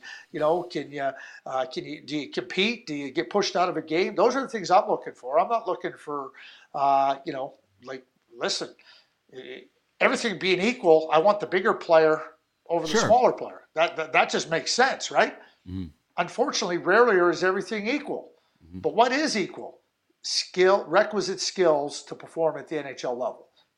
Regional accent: Montreal, Quebec, Canada; growing up in Montreal

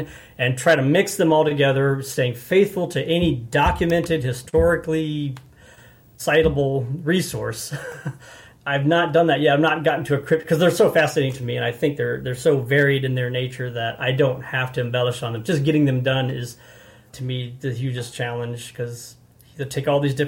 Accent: Alton, Illinois, United States; moved away; also born or lived in Farmington, Missouri; I was born in Alton, Illinois

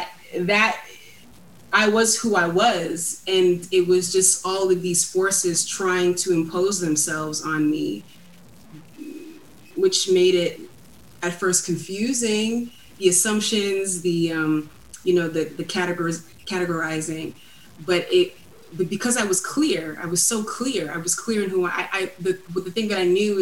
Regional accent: New York City, New York, United States; growing up in Brooklyn, it was like little Nigeria in our apartment

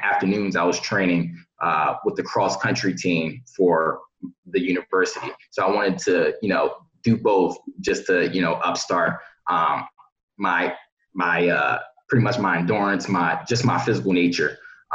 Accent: Philadelphia, Pennsylvania, United States; growing up in Philadelphia

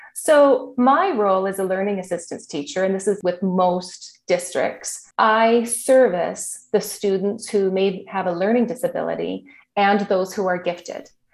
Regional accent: Saskatoon, Saskatchewan, Canada; I grew up in Saskatoon, Saskatchewan

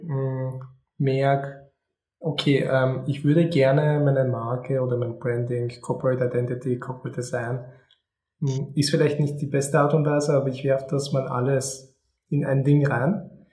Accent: Austria; ich bin geboren und aufgewachsen in Österreich. Meine Familie ist aus Polen

